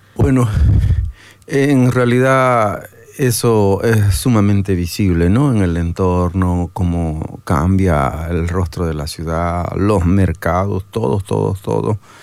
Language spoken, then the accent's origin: Spanish; Santa Cruz de la Sierra, Santa Cruz, Bolivia; yo soy de Santa Cruz